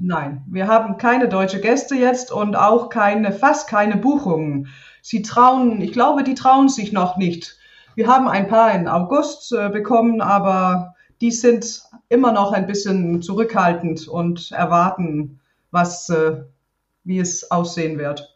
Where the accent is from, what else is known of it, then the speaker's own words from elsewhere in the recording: Denmark; German is a second language; ich bin ja auf dem Land aufgewachsen hier